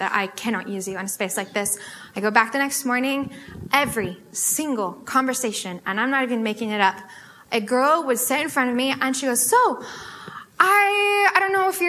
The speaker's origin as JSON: {"language": "English", "town": "Sammamish", "region": "Washington", "country": "United States", "said": "I'm from Sammamish, so I didn't have to go very far"}